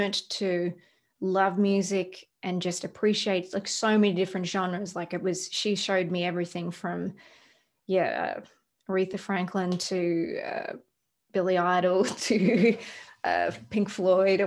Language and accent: English; Melbourne, Victoria, Australia; moved away as an adult; also born or lived in Los Angeles, United States; now in Nashville, United States; I'm from Australia